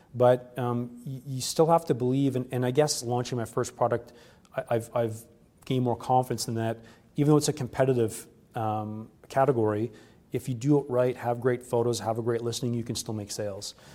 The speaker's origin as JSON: {"language": "English", "country": "Canada", "said": "being a Canadian"}